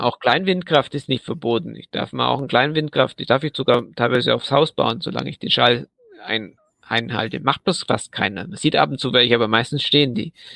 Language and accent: German; Southern Germany, Germany; ich bin ja aus Süddeutschland